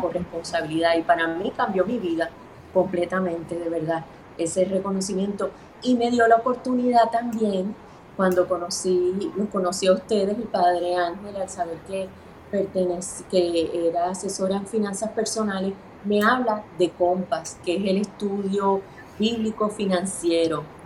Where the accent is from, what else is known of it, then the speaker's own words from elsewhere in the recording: Puerto Rico; mis padres son cubanos, pero yo nací aquí en Puerto Rico.